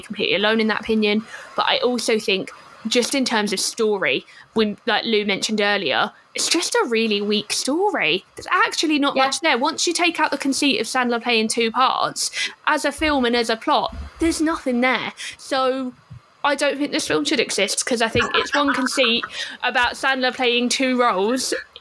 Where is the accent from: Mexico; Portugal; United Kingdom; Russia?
United Kingdom; we are free British white people